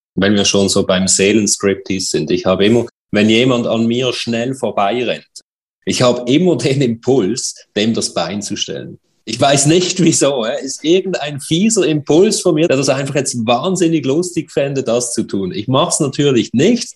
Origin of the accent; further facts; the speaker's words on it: Switzerland; Bei uns in der Schweiz